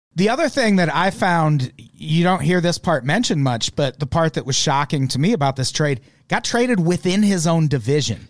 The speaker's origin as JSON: {"language": "English", "region": "Illinois", "country": "United States", "said": "I'm from Illinois"}